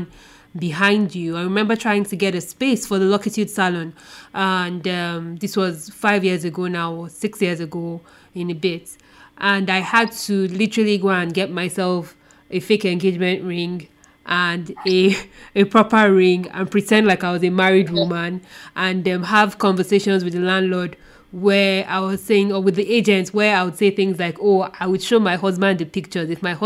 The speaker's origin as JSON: {"language": "English", "country": "Nigeria", "tie": "born or raised there", "said": "being a Nigerian woman who grew up in Nigeria"}